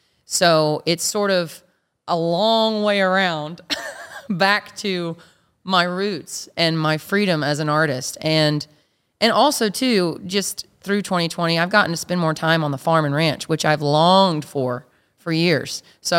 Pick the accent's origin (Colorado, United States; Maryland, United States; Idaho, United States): Colorado, United States; Two Buttes; Yeah, Two Buttes, Colorado. Yep.